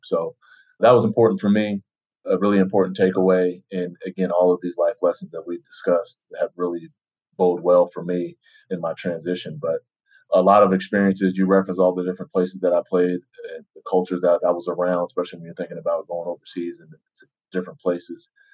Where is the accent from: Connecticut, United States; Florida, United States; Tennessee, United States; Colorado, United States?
Colorado, United States; Denver; moved away as an adult; also born or lived in New Jersey / Utah; I was born in New Jersey, inside, you know, basically in the city, and then moved to Denver, another big city, and spent some time there growing up through high school